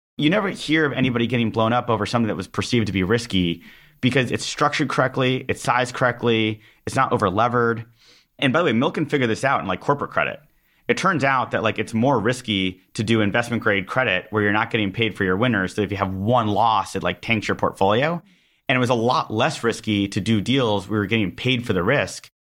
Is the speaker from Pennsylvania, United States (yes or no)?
no; Los Angeles, California, United States; I'm from Los Angeles